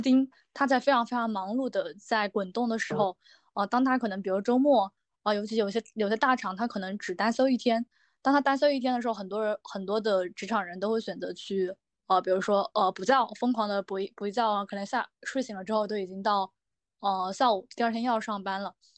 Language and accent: Chinese; Sichuan, China; moved away as an adult; also born or lived in Taiyuan, Shanxi; 我是四川人